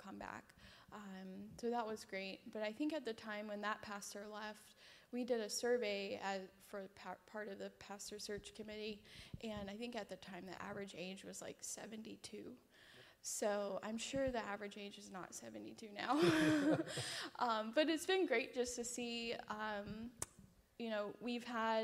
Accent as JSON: {"language": "English", "town": "Rock Hill", "region": "South Carolina", "country": "United States", "also_born_or_lived": "Fayetteville", "said": "I'm from Rock Hill, and I went to Winthrop, and we met in high school"}